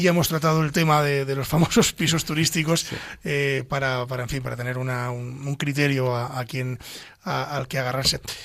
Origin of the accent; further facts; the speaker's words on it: Ávila, Castile and León, Spain; soy de Ávila